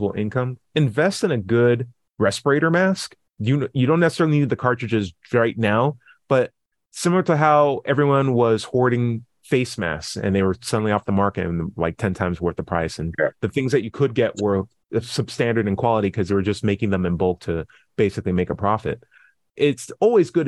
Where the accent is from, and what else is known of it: United States